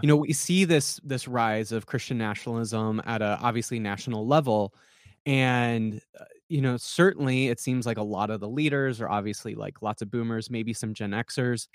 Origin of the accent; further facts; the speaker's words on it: South Dakota, United States; the people I grew up with in South Dakota